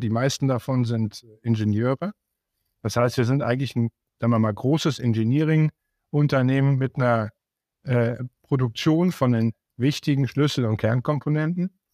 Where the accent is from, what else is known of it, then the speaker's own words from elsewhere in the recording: Siegen, North Rhine-Westphalia, Germany; ich komme ja aus Siegen